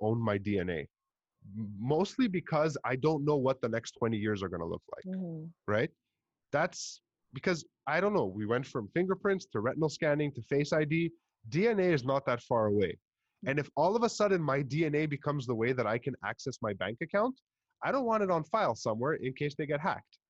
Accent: Montreal, Quebec, Canada; accent: Montreal; I speak English with a very Montreal kind of accent, like very typical

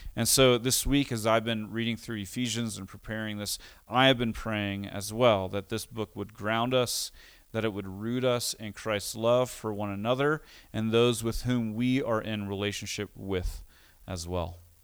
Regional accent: United States; also born or lived in Costa Rica; having grown up as an American, moving to Costa Rica

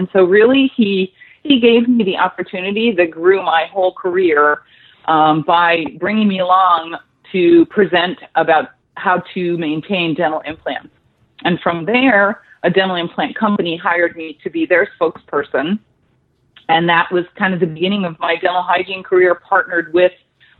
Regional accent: Clarks Summit, Pennsylvania, United States; I grew up in a real small town outside of that called Clark Summit. So I had a very active outdoor life. It was a, more of a farming country and coal mining town.

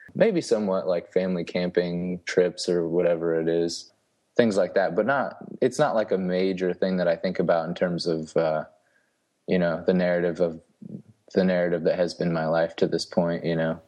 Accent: St. Marys, Ohio, United States; moved away as an adult; also born or lived in Cincinnati, Ohio / Kansas City; now in Huntsville, Texas, United States; I'm from a small town called Saint Mary's, Ohio. It's pretty much right in the middle of the state.

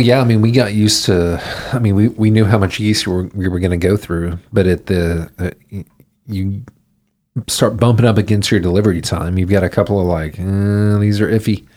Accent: Houston, Texas, United States; also born or lived in Denton / New York; I grew up in Houston.

